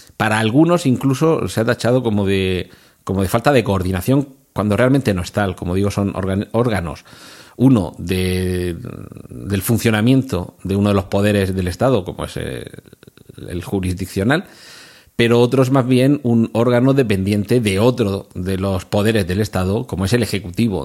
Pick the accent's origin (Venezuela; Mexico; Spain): Spain; Region of Murcia; yo soy de Murcia